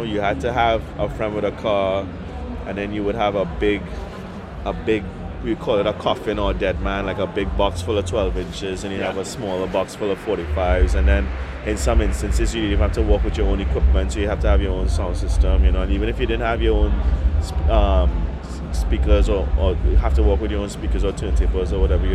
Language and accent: English; Trinidad & Tobago; growing up in Trinidad and Tobago